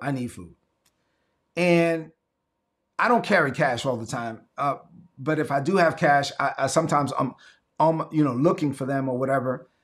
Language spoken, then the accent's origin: English; La Vega, Dominican Republic; moved away; my hometown of the Dominican Republic, La Vega